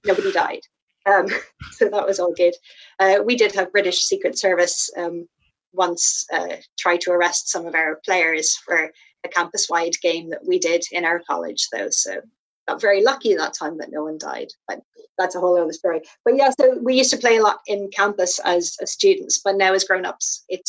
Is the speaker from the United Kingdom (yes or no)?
no; Ireland; I live quite remotely in Ireland